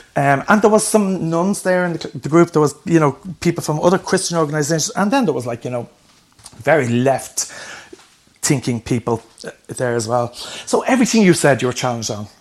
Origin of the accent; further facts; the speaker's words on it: Dublin, Leinster, Ireland; where I grew up in Ballyfermot